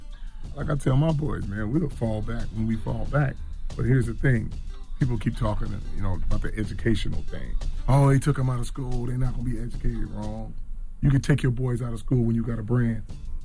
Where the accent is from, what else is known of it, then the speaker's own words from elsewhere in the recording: East Coast, United States; I'm from the East Coast. I got to say